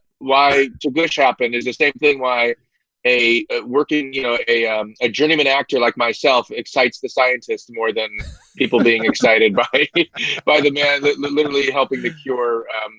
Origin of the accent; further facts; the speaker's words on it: Mishawaka, Indiana, United States; moved away; We're from Mishawaka, Indiana